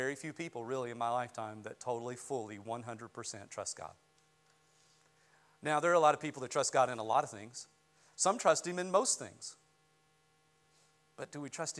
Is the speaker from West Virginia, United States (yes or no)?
yes; West Virginia, United States; I grew up in West Virginia